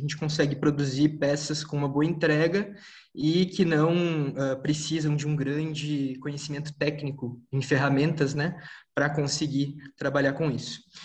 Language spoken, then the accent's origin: Portuguese; São Leopoldo, Rio Grande do Sul, Brazil; moved away; also born or lived in São Paulo; Eu sou de São Leopoldo, Rio Grande do Sul. Agora eu tô aqui em São Paulo